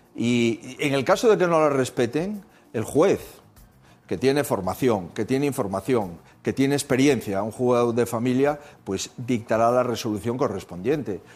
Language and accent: Spanish; Spain; mi país